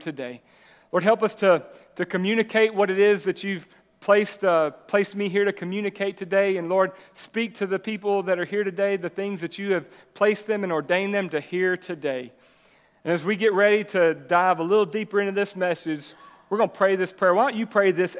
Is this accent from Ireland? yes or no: no; Jacksonville, Texas, United States; I'm originally from Jacksonville, right? I grew up in East Texas.